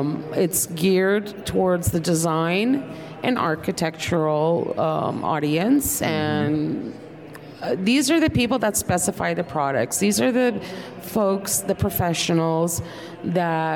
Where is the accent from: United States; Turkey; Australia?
Turkey; moved away; I was born in Turkey